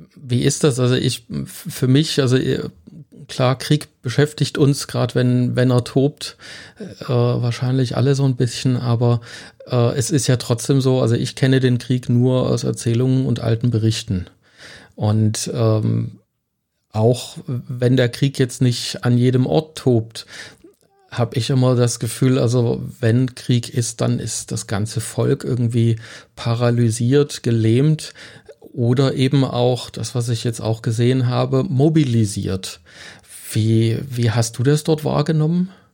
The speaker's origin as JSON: {"language": "German", "country": "Germany", "said": "uns in Deutschland"}